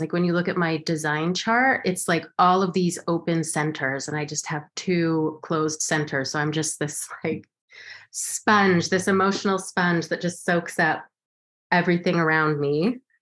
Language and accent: English; Los Alamos, New Mexico, United States; moved away as an adult; now in New York, United States; I grew up in Los Alamos, New Mexico